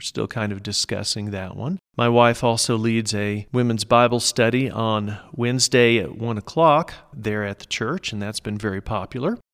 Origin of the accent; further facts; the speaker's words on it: Norman, Oklahoma, United States; moved away as an adult; now in San Luis Valley, United States; I was born and raised in Norman, Oklahoma, which is just south of Oklahoma City